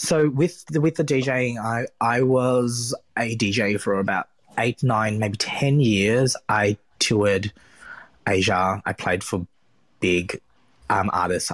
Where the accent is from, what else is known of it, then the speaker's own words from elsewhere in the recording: Springvale, Victoria, Australia; I grew up in Springvale, which is a very, very Vietnamese area